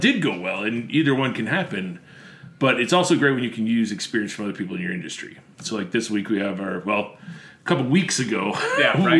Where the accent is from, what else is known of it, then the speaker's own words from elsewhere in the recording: Buffalo, New York, United States; moved away as an adult; now in Central Illinois, United States; I'm Buffalo